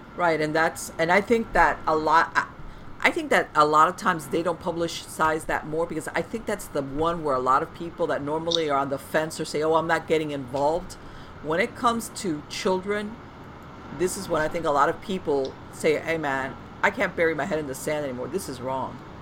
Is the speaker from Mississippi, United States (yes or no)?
no; Florida, United States; born or raised there